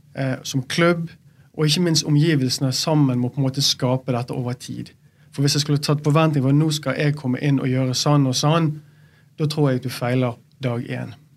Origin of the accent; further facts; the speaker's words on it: Bergen, Vestland, Norway; Som bergenser, når du bor i Bergen og du har alle rundt deg